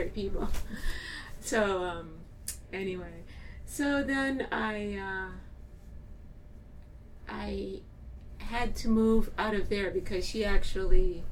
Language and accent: English; Cleveland, Ohio, United States; moved away as an adult; also born or lived in Manhattan, New York City; now in Brooklyn, United States; I was born in Cleveland, Ohio, and I came to New York City to go to college